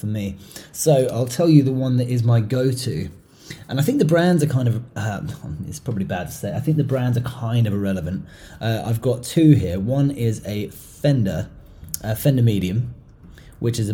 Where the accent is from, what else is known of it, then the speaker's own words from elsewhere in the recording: England, United Kingdom; moved away; also born or lived in Europe / Asia; growing up in England and spending a lot of time in countries in Europe and stuff, and then later in Asia